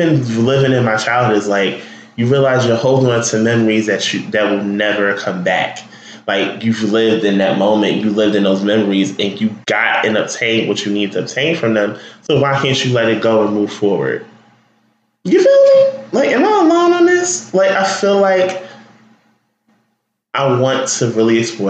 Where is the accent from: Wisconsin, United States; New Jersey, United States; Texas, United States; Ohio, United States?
New Jersey, United States; Newark; also born or lived in Irvington, New Jersey; I'm from there, born and raised just about